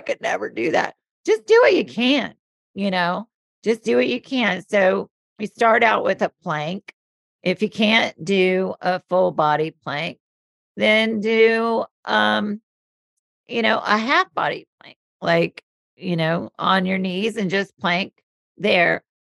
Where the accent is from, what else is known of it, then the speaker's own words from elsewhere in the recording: the South, United States; I'm born and raised in the South. So I grew up with humidity